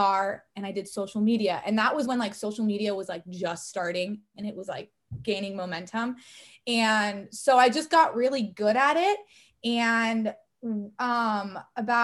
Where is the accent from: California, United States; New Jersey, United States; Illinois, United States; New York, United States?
California, United States; Corona; also born or lived in Newport Beach, California; I was born and raised in Corona, California